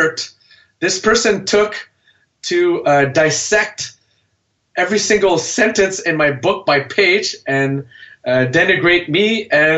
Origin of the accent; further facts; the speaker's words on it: Canada; I'm a Vietnamese origin, born and raised in Canada.